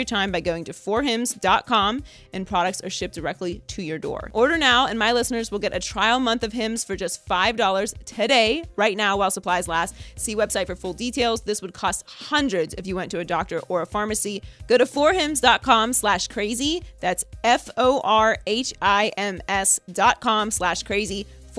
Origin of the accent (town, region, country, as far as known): United States